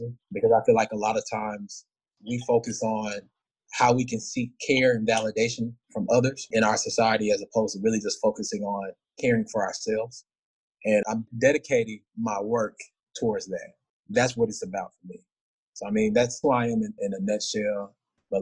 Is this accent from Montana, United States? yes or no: no; Arlington, Texas, United States; moved away as an adult; also born or lived in Dallas, Texas; now in Washington, D.C., United States; I'm originally from Arlington, Texas, 32 years old